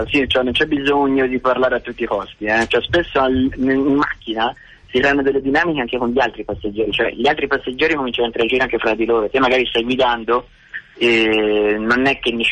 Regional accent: Tuscany, Italy; now in Milan, Italy; Eh, sono toscano, abito a Milano.

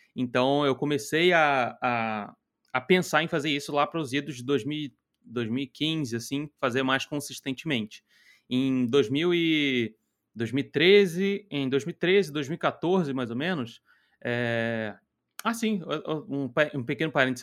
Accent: Rio de Janeiro, Brazil; also born or lived in Nova Iguaçu; Eu sou natural do Rio de Janeiro, eu moro em, morava em Nova Iguaçu

